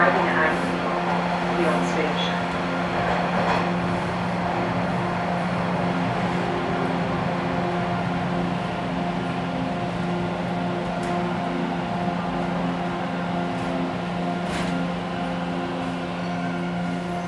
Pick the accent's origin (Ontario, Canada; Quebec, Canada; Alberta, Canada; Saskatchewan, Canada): Ontario, Canada; Toronto; moved away as an adult; now in Peterborough, Canada; I grew up in Toronto